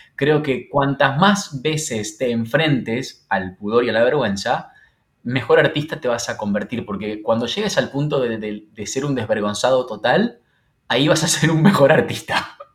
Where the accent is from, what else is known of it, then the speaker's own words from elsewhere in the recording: Santa Fe, Argentina; now in Buenos Aires, Argentina; después me instalé en Buenos Aires, porque yo soy de Santa Fe Capital